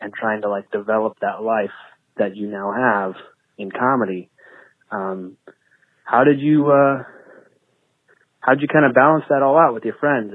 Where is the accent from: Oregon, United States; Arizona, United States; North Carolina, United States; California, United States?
Oregon, United States; I'm 22 years old, and I'm from Oregon